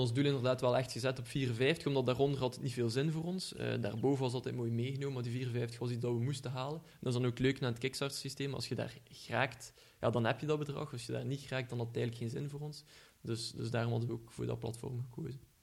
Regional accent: Ghent, Flanders, Belgium; accent: Ghent; iedereen zal wel horen van, aan mijn accent dat ik van Gent ben

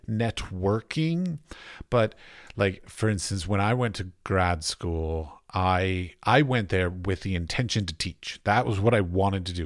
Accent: Washington, District of Columbia, United States; moved away as an adult; also born or lived in Iowa / North Carolina / San Francisco / Ohio; now in Prague, Czech Republic; I grew up in Washington, D C

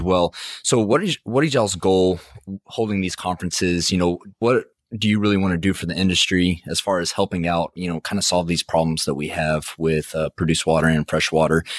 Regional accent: Midland, Texas, United States; Midland's actually my hometown

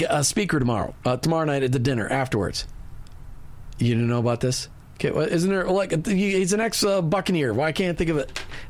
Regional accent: Minnesota, United States; I'm from Minnesota.

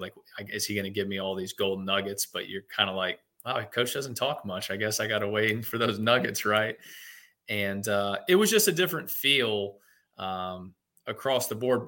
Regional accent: Louisville, Kentucky, United States; I grew up in Louisville, Kentucky

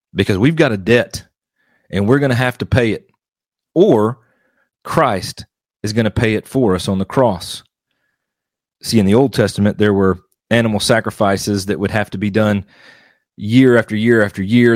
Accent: Mississippi, United States; now in Arkansas, United States; I was born and raised in Mississippi, and I am now currently living in Arkansas.

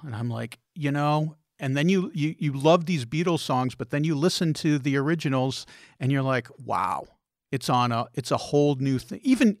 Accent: Chicago, Illinois, United States; moved away; also born or lived in Detroit, Michigan; I lived in Detroit, then I grew up in Chicago

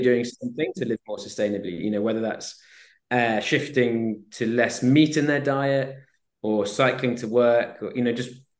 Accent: Swansea, Wales, United Kingdom; I grew up in Swansea, South Wales

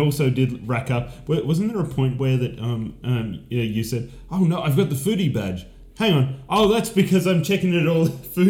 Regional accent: Ballarat, Victoria, Australia; born or raised there

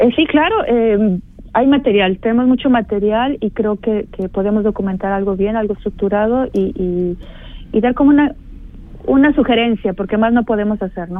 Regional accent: Mexico; now in St. Gallen, Switzerland; yo como buena mexicana

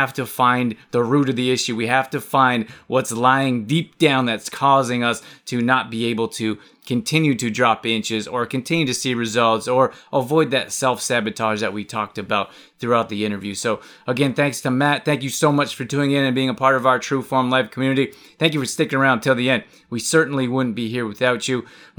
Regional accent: Calgary, Alberta, Canada; So very cool talking to someone from my hometown.

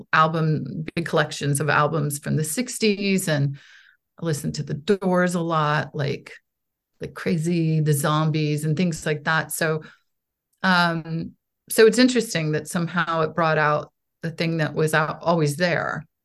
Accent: United States; also born or lived in Poland; I am an American artist

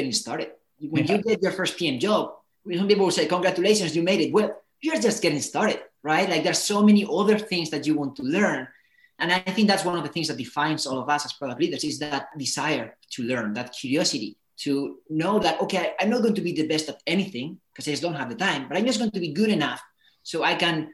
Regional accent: Spain; moved away as an adult; also born or lived in United States; I come from Spain. I decided to go to the States to study

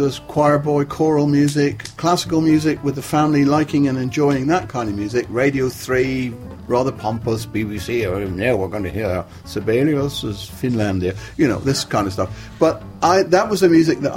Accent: Plymouth, South West England, United Kingdom; Plymouth, my hometown, in the west of England

